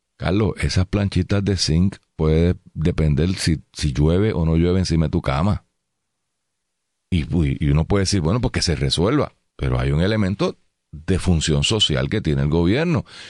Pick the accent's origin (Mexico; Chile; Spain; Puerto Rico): Puerto Rico; San Juan; venimos vivimos en San Juan, somos de San Juan